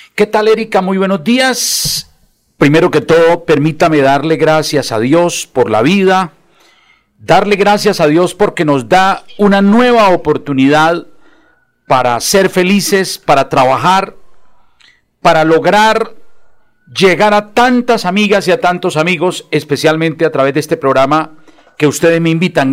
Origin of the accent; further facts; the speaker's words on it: Bucaramanga, Santander, Colombia; concejal de Bucaramanga, mi tierra, la tierra que me vio nacer